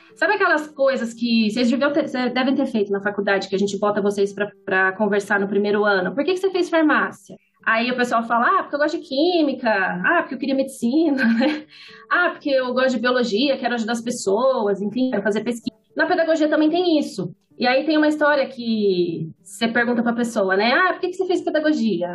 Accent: Ribeirão Preto, São Paulo, Brazil; Sou da capital, nasci em São Paulo, mas eu vim para Ribeirão, eu era criança

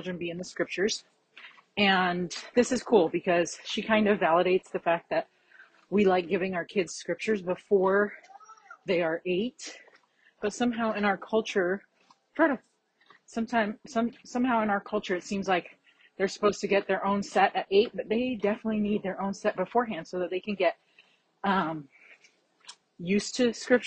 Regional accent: Florida, United States; I grew up in Florida

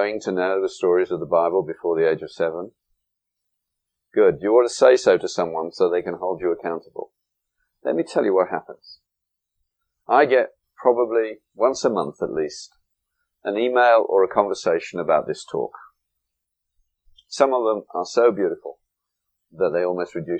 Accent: England, United Kingdom; moved away; when I went to school in England

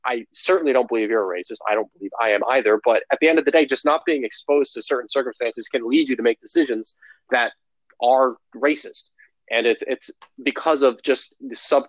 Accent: Geneva, Illinois, United States; I grew up in Geneva, Illinois, a community that is no less than 98% white

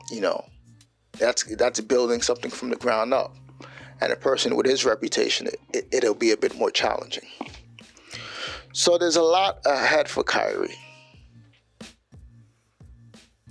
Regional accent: New York, United States; I'm a New Yorker. Liberal New York

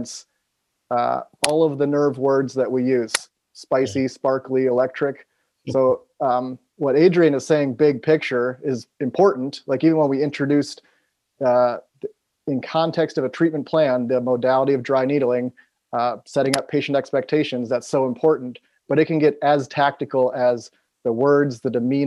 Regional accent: Appleton, Wisconsin, United States; now in Seattle, United States; I'm from Appleton. I'm right here, 5 minutes from where I went to high school

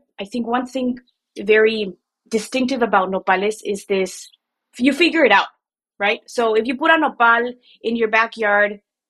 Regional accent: Mexico City, Mexico; moved away as an adult; now in Chicago, United States; I grew up in Mexico City. And I moved here 12 years ago. I moved to Chicago 12 years ago.

